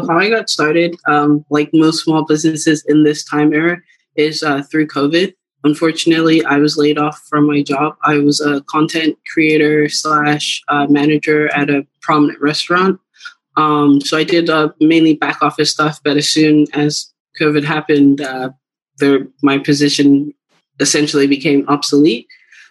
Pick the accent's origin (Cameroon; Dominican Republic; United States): Cameroon; Growing up, I'm originally from Cameroon, West Africa